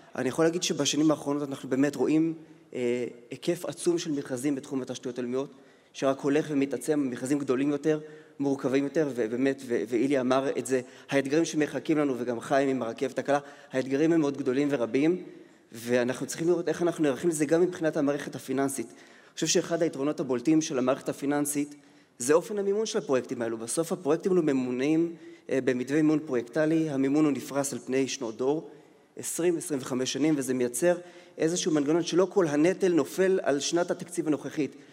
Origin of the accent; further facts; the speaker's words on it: Israel; אני ישראלי ש... שמממן בישראל, עובד בישראל